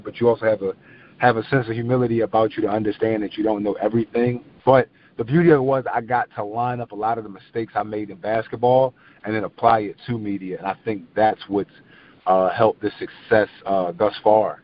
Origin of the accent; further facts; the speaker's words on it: Philadelphia, Pennsylvania, United States; I'm from South Philly